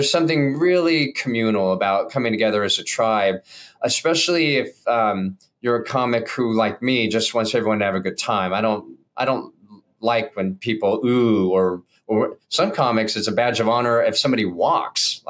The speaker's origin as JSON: {"language": "English", "region": "California", "country": "United States", "said": "I'm from California"}